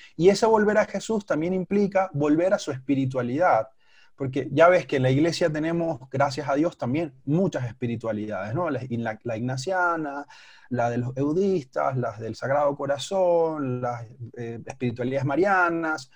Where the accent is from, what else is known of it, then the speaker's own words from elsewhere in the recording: Panama; moved away as an adult; now in Bogotá, Colombia; soy de Panamá, hace tres años vivo aquí en la ciudad de Bogotá